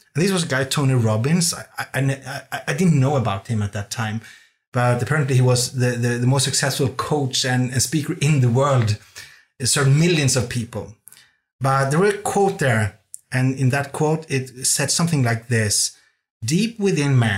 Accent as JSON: {"language": "English", "country": "Norway", "tie": "born or raised there", "also_born_or_lived": "Copenhagen, Denmark", "second_language": "English", "moved": "as an adult", "said": "I grew up in Norway"}